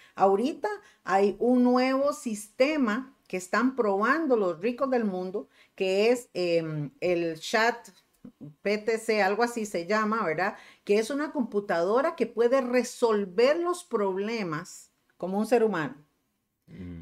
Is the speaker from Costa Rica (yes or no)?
yes; Costa Rica; aquí en Costa Rica